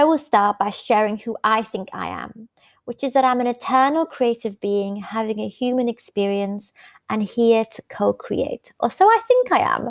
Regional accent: the north of England, United Kingdom; also born or lived in Iran; Growing up in the 80s in Northern England, away from my home country, which was Iran

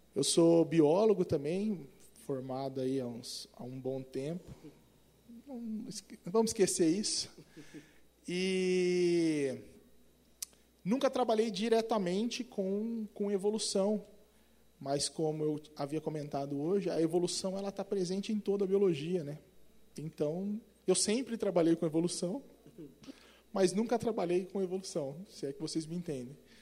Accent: Presidente Prudente, São Paulo, Brazil; accent: caipira; Eu sou caipira do interior de São Paulo, presidente prudente

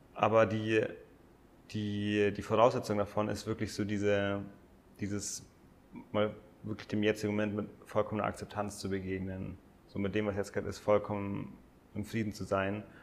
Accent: Germany; wir als Deutsche

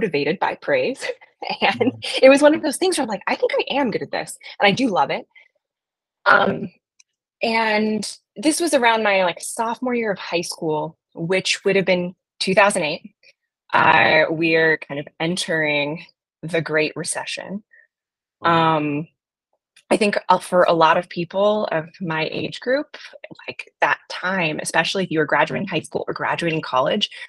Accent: Black Diamond, Washington, United States; I grew up in a town called Black Diamond

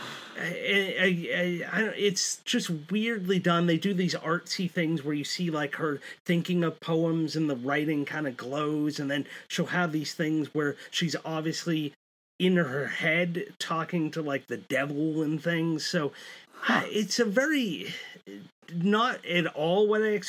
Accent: Massachusetts, United States; I'm from Massachusetts

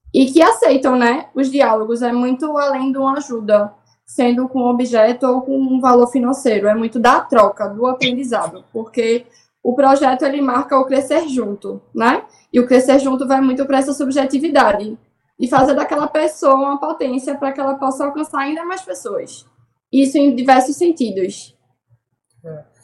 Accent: Recife, Pernambuco, Brazil; Eu sou da Torre da Vila Santa Luzia. Nasci lá e tô lá até hoje.

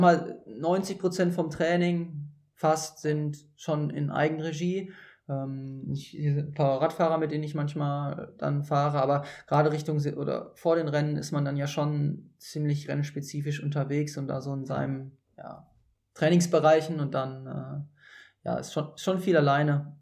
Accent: Hattingen, North Rhine-Westphalia, Germany; ich komme ja ursprünglich aus, äh, aus der Grenze zu Essen, noch genauer mhm. aus äh, Niederwenigern

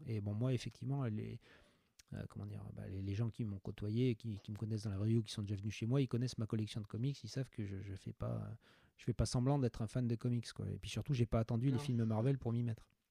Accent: France; je suis un bon français

